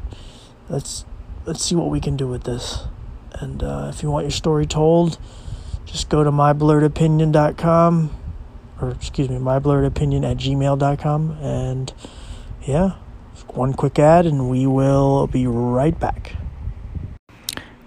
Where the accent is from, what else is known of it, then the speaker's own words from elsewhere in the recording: Philadelphia, Pennsylvania, United States; moved away as an adult; now in Williamsport, United States; I was born in Williamsport, Pennsylvania. And as I said, I lived in Philadelphia for about 22, 23 years.